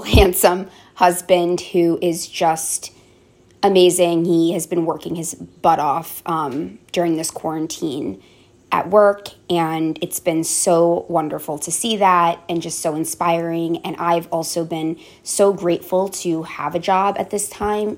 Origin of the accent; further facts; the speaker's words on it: Tenafly, New Jersey, United States; growing up in Tenafly, New Jersey, it's a very affluent neighborhood